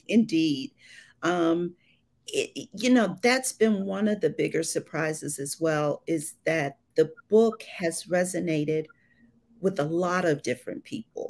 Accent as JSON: {"language": "English", "region": "Ohio", "country": "United States", "moved": "as an adult", "lives_now": "Atlanta, United States", "said": "I'm originally from Ohio"}